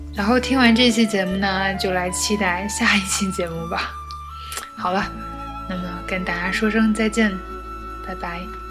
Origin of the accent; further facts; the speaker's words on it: Changchun, Jilin, China; accent: northern; 其实我是吉林人，我是吉林长春人。所以就是北方人的口音